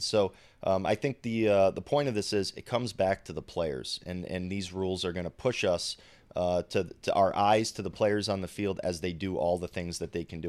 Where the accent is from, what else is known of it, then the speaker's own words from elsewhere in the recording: Rhode Island, United States; I'm from Rhode Island